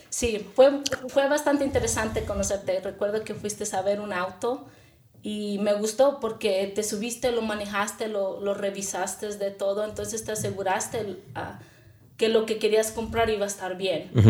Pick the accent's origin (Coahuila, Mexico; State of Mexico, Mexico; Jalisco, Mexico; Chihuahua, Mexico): Chihuahua, Mexico; moved away as an adult; now in United States; Yo soy originalmente de Chihuahua, México, y me vine casi a la edad de los 18 años, justamente después de que terminé